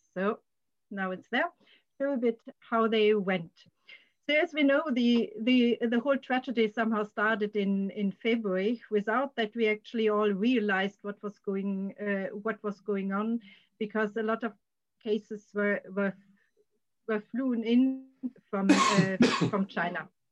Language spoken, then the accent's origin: English; Germany; now in Sweden; perspective continuously of my home country.